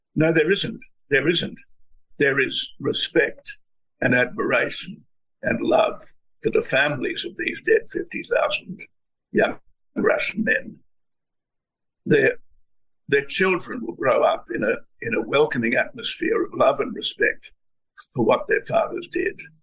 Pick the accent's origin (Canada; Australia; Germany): Australia